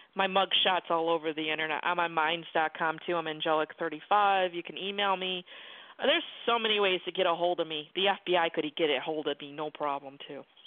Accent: Buffalo, New York, United States; moved away; I'm from Buffalo, New York originally, and we had we had blizzards

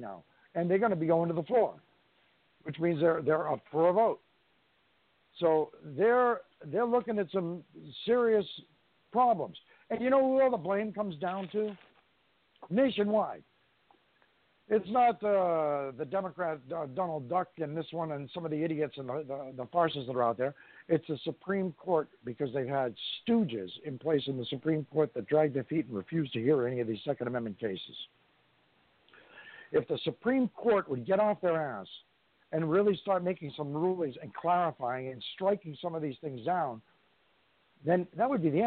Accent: New York, United States; I'm from New York State

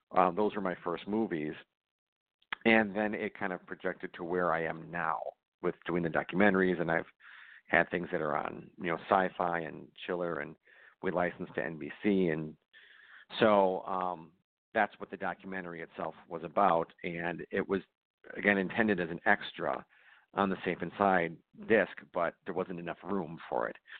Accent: Racine, Wisconsin, United States; moved away as an adult; also born or lived in Los Angeles / Chicago; I moved back to uh, my hometown of Racine.

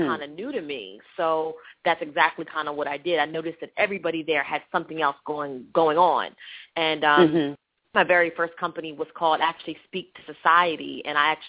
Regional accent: Lancaster, Pennsylvania, United States; moved away as an adult; also born or lived in West Chester, Pennsylvania; I grew up in a small town called Lancaster, Pennsylvania

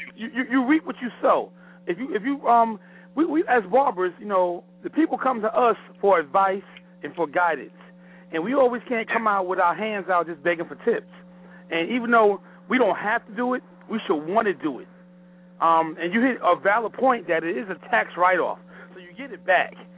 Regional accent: New York, United States; now in Clayton, United States; I'm from New York, but I'm here in Clayton, North Carolina

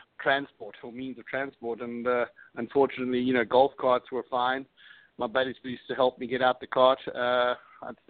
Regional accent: Cape Town, Western Cape, South Africa; also born or lived in Europe; now in United States; I am originally from the other side of the pond, or further south, actually. I was born in South Africa, Cape Town

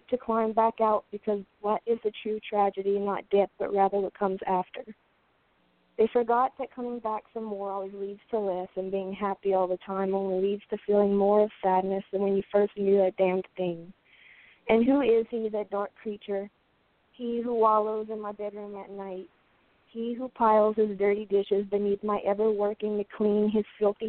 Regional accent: Louisiana, United States; now in Portland, United States; I'm from Louisiana, and I live in Portland now

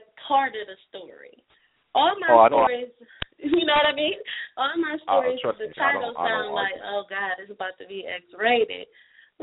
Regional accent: Cleveland, Ohio, United States; my hometown, Cleveland, Ohio

